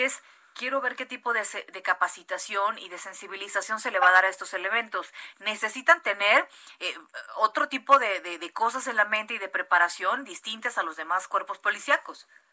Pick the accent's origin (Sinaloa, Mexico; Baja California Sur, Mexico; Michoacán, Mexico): Baja California Sur, Mexico; La Paz; now in Mexico City, Mexico; yo soy de La Paz, Baja California Sur, que es desierto